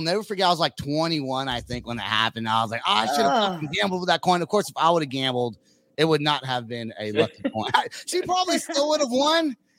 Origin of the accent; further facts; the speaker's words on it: San Francisco Bay Area, East Bay, California, United States; I'm from San Francisco, like the Bay Area. I was born there, raised just East Bay.